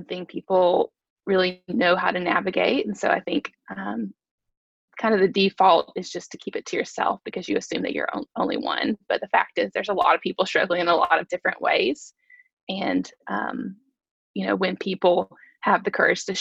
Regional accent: Chattanooga, Tennessee, United States; moved away as an adult; also born or lived in Alabama; I am originally from Chattanooga, so I grew up here.

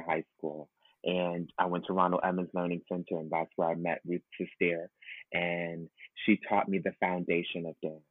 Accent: New York City, New York, United States; born or raised there

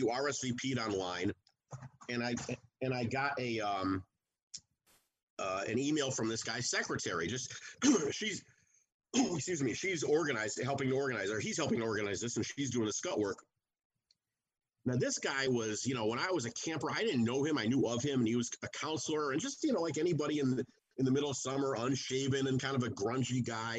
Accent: outside of Chicago, Illinois, United States; I grew up outside of Chicago

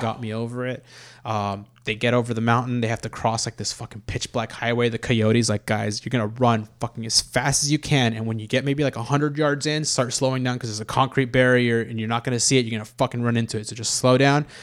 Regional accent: Los Angeles, California, United States; we were born and raised in Los Angeles

